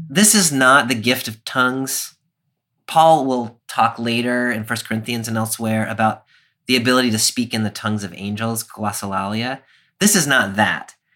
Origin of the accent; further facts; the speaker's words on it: United States; as an American Christian